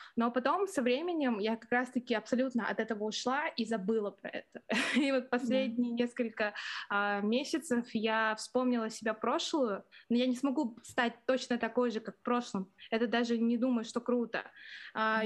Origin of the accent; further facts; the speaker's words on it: Irkutsk, Irkutsk Oblast, Russia; now in Moscow, Russia; я сама из маленького города, город Иркутск, это возле Байкала